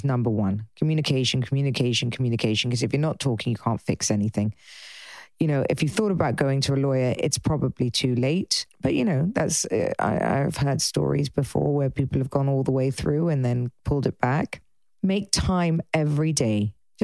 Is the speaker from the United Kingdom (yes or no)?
yes; England, United Kingdom; being English